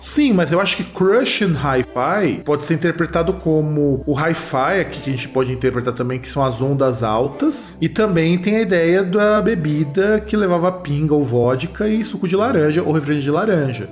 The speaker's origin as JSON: {"language": "Portuguese", "country": "Brazil", "said": "a gente é brasileiro"}